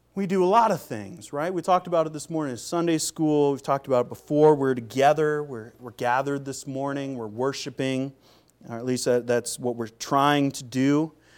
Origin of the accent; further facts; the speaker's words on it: Seattle, Washington, United States; moved away as an adult; also born or lived in Minnesota / North Carolina; I'm from Seattle